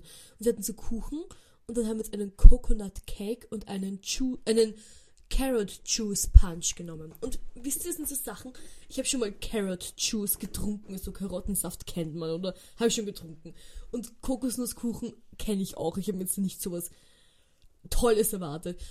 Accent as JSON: {"language": "German", "country": "Austria", "said": "wir reden Deutsch, wir sind aus Österreich"}